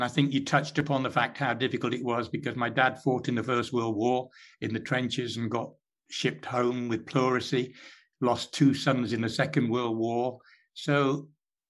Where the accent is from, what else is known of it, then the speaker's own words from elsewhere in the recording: Derbyshire, East Midlands, United Kingdom; accent: Derbyshire; moved away; I still have the Derbyshire accent